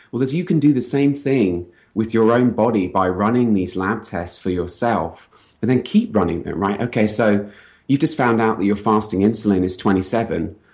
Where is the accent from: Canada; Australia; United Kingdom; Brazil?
United Kingdom; accent: British; moved away as an adult; also born or lived in London; now in San Francisco, United States; I'm British. I came here from London